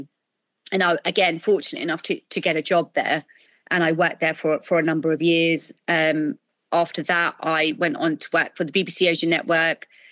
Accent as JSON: {"language": "English", "country": "United Kingdom", "tie": "born or raised there", "said": "I'm South Asian, I'm British. Um, you know, we've adopted this culture. We were born in this country"}